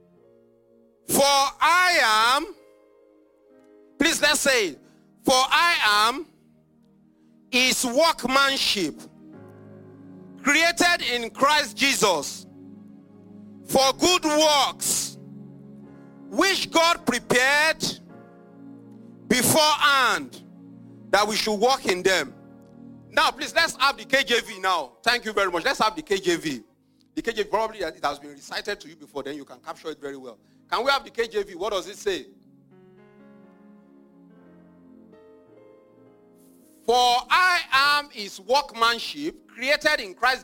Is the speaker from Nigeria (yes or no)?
yes; Nigeria; I grew up in Nigeria